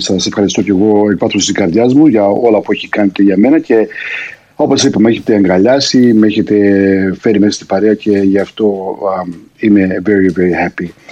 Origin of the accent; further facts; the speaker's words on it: Australia; also born or lived in Greece; είμαι στην πατρίδα μου εδώ στην Αυστραλία